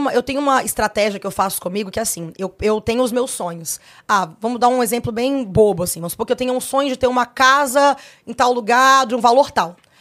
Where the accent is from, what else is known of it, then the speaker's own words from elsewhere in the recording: Brasília, Federal District, Brazil; Sou filha única, sou de Brasília, nasci em Brasília.